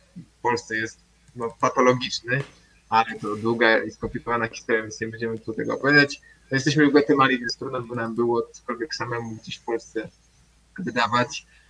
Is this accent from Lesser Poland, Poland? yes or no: no; Warsaw, Masovian Voivodeship, Poland; pochodzimy z Warszawy